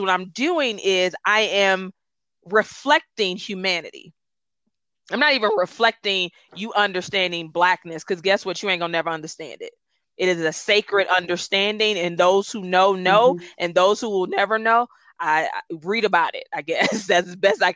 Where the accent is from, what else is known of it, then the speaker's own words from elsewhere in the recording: Detroit, Michigan, United States; first language Gullah; English is a second language; I'm from Detroit and I'm gullah